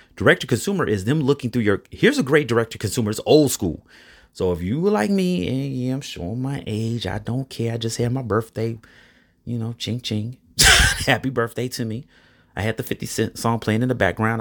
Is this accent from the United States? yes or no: yes; Chicago, Illinois, United States; I'm from Chicago.